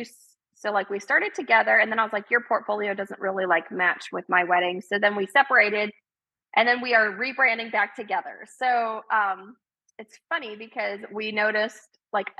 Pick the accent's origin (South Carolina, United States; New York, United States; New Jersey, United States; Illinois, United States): South Carolina, United States; moved away as an adult; also born or lived in Knoxville, Tennessee / Wisconsin; I grew up in South Carolina